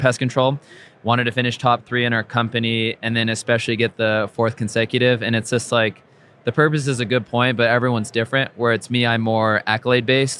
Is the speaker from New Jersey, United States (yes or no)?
no; Orange County, Southern California, United States; I grew up in Orange County, down in Southern California